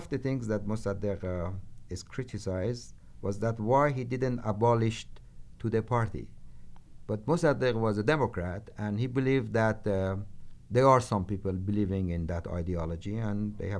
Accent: Tehran, Tehran Province, Iran; moved away as an adult; now in United States; Yes, I was born in Tehran, and I left Tehran, and I came to U.S. To study political science and other humanities.

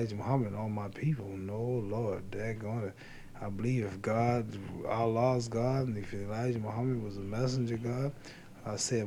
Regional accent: Louisville, Kentucky, United States; Louisville, my hometown

